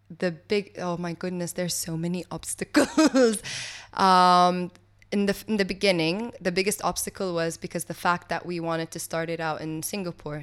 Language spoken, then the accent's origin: English; Kuwait; also born or lived in Switzerland; I grew up over here in Kuwait, and then I studied in Switzerland